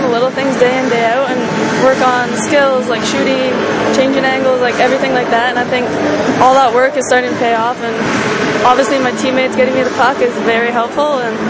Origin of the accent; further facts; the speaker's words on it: Oshawa, Ontario, Canada; moved away as an adult; also born or lived in Courtice, Ontario / Whitby, Ontario / Merrimack, Massachusetts; Growing up in Oshawa area